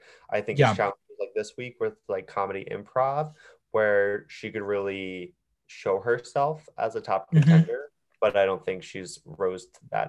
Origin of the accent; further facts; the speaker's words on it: New Jersey, United States; moved away; also born or lived in upstate New York; Growing up in Jersey and being in upstate New York